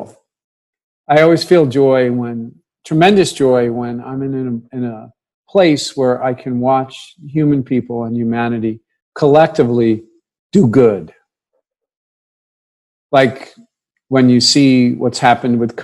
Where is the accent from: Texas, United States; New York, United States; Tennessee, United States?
New York, United States; New York City; I grew up in New York City